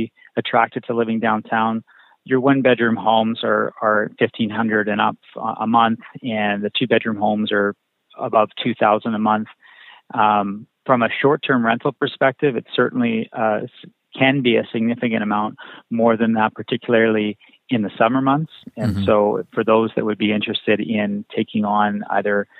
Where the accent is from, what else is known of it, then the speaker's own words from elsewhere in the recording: Kelowna, British Columbia, Canada; I was born and raised in Kelowna